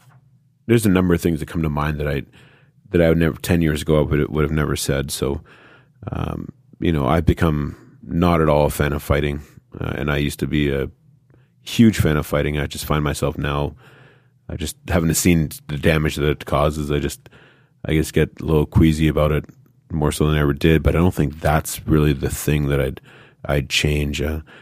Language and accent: English; Winnipeg, Manitoba, Canada; also born or lived in Jacksonville, Florida; now in Brampton, Canada; I'm from Winnipeg. I grew up in playing hockey in Winnipeg.